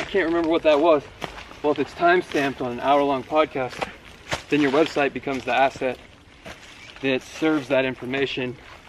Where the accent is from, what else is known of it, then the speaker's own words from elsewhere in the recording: Reno, Nevada, United States; moved away as an adult; I grew up in Reno, Nevada. I went to high school and college there